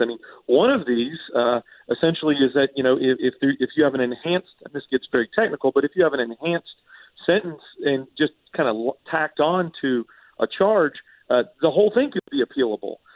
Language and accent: English; Alpharetta, Georgia, United States; I grew up in Alpharetta